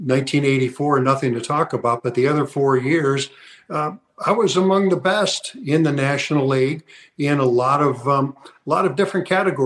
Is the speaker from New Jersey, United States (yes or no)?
no; St. Louis, Missouri, United States; while I was in high school because I'm from St. Louis.